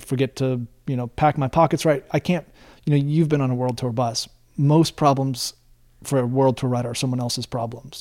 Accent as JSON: {"language": "English", "town": "Bend", "region": "Oregon", "country": "United States", "tie": "born or raised there", "said": "growing up in Bend, driving over to Portland"}